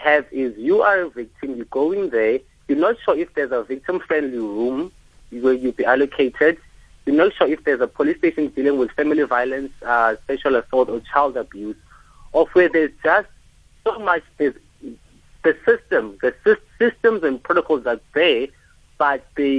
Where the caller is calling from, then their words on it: Qebega, South Africa; So, I'm from Qebega, right?